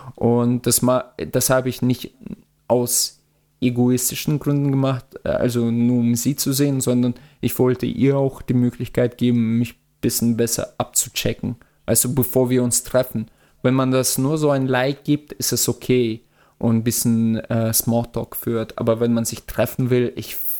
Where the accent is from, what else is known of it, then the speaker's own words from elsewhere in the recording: Russia; moved away; ich komme ja aus Russland